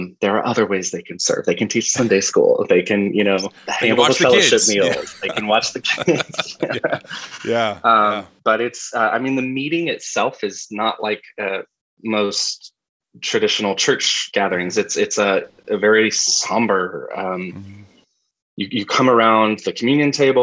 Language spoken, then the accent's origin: English; Asheville, North Carolina, United States; moved away; I grew up in Asheville, North Carolina